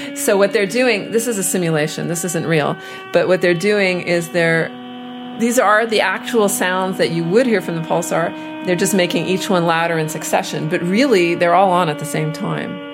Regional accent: Montreal, Quebec, Canada; also born or lived in Austin, Texas, United States / United States; I moved to Canada, when, uh, to Montreal, when I was seven years old.

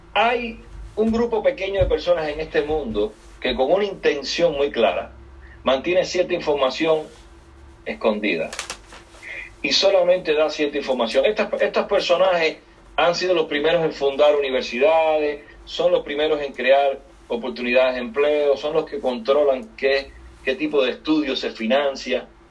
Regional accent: Cuba; now in United States; Yo soy cubano, salí de Cuba en 1994 en, en balsa

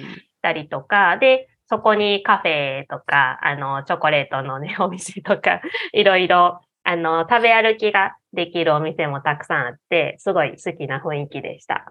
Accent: Osaka, Japan; accent: Kansai dialect; moved away as an adult; now in Kyoto, Japan; 出身は、あの、大阪です。大阪で生まれて、もう大阪でずっと育ったんで、こんな感じで普段は、めっちゃ関西弁

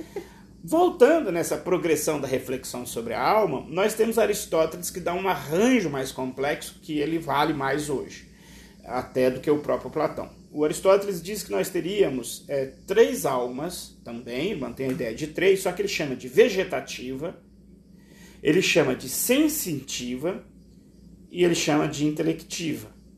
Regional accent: Brazil; nós, enquanto brasileiros, temos uma forte ligação com a tradição africana

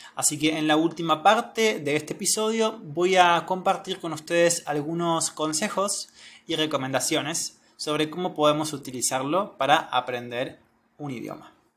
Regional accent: Argentina; soy de Argentina

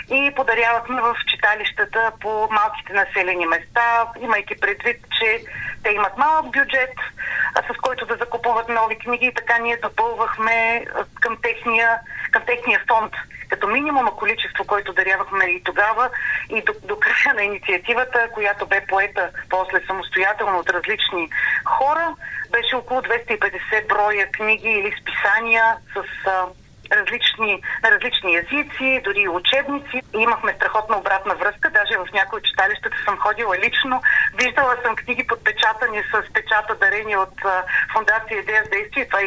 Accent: Plovdiv, Plovdiv Province, Bulgaria; moved away as an adult; now in Sofia, Bulgaria; столичанка в повече, аз съм от Пловдив и живея вече 16 години и повече в София.

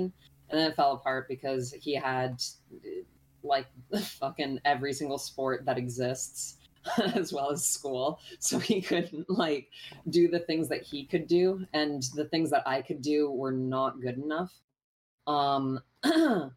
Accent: Canada; I'm Canadian

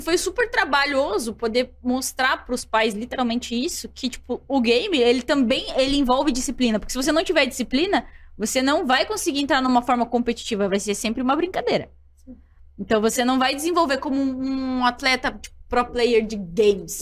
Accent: Curitiba, Paraná, Brazil; Eu sou natural de Curitiba

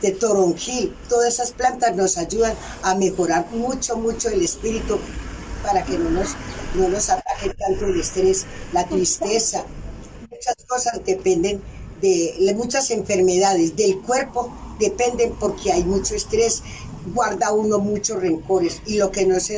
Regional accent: Chocó, Colombia; now in Circasia, Colombia; soy venida del Chocó, mm, he estado mucho tiempo acá en Circasia

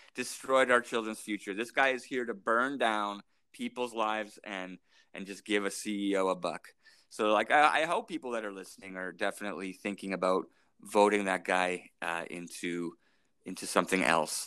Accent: St. Albert, Alberta, Canada; now in Edmonton, Canada; I grew up in St. Albert

